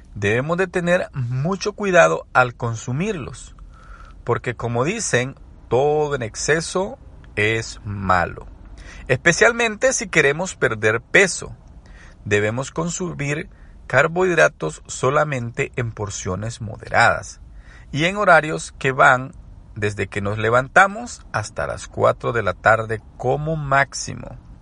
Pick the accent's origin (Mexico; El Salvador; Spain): El Salvador; soy salvadoreño